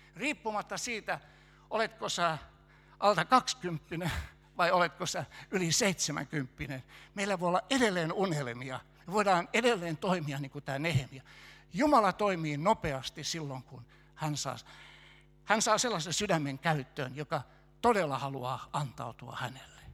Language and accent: Finnish; Helsinki, Uusimaa, Finland; moved away as an adult; also born or lived in Kokkola; Mä oon helsinkiläinen alun pitäen